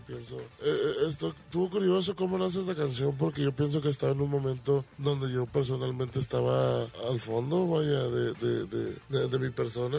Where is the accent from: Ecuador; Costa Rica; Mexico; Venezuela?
Mexico; Tomatlán, Jalisco; Soy de un rancho que se llama Tomatlán, Jalisco, cerca de Puerto Vallarta